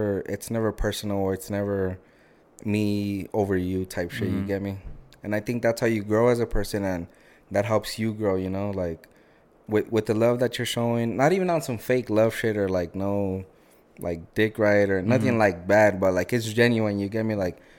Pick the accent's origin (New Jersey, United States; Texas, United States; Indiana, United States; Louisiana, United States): Texas, United States; I'm from Bowie, right? I'm from Bowie High School. So I'm telling them, yeah, like, I'm from a border city. Like, my football field is, like, walking distance to the border.